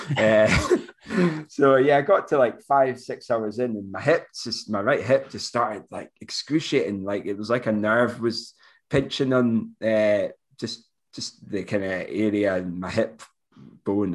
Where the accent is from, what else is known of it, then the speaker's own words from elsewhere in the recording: Moray, Scotland, United Kingdom; 'cause I'm from Murray as well